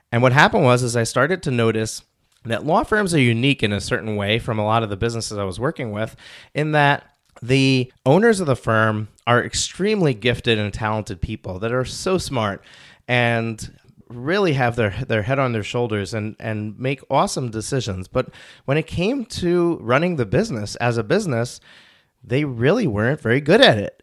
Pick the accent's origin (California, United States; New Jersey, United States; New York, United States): New York, United States; Rockland County; born or raised there